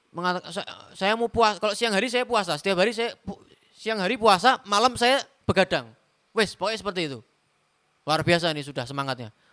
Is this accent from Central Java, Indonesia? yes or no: yes; Semarang, Central Java, Indonesia; Contoh seperti saya orang Semarang, saya pakai sepatu khuf, ya.